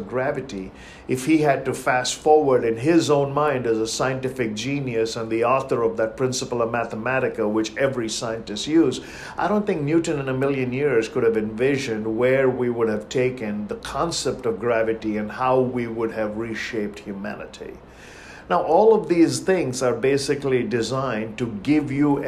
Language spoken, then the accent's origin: English; India; moved away as an adult; Growing up in India by the ocean